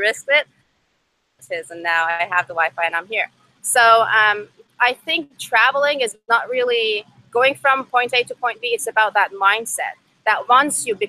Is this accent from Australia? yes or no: no; Iran; first language Persian; English is a second language; moved away as an adult; also born or lived in Seattle, Washington; now in United States; my first language is Farsi, and I moved out here to the US 5 years ago. I was born and raised in Iran